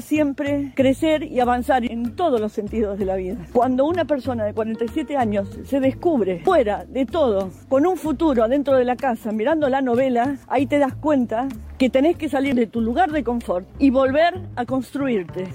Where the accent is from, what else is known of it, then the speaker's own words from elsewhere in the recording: Argentina; moved away as an adult; now in Europe; Somos argentinos